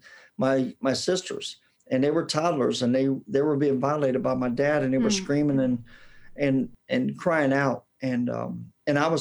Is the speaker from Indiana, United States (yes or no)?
yes; Indianapolis, Indiana, United States; accent: southern drawl; I was born and raised in Indianapolis, Indiana, and that's where I got my southern drawl.